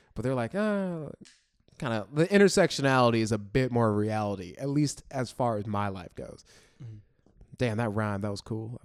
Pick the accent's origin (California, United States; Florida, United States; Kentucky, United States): Florida, United States; now in New York, United States; I grew up in Florida, and there's, like, no black people around where I grew up